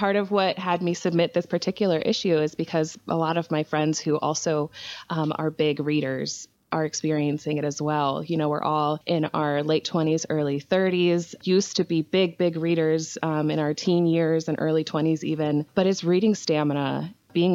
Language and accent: English; Maryland, United States; now in Illinois, United States; Well, I'm currently in Central Illinois, which is where I am originally from, but I grew up on the East Coast in Maryland, been there for most of my adult life as well.